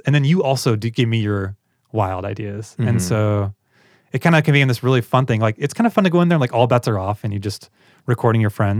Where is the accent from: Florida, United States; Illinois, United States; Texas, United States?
Illinois, United States; No, I'm from Central Illinois. I grew up on a farm.